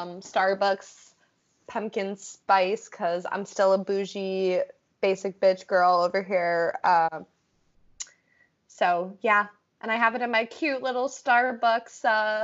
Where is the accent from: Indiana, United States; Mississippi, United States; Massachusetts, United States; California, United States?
Massachusetts, United States; now in New Hampshire, United States; I'm originally from Mass.